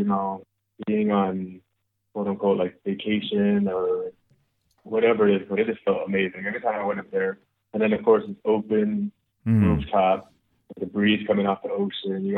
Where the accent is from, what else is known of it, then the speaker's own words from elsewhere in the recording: Las Vegas, Nevada, United States; we're from Vegas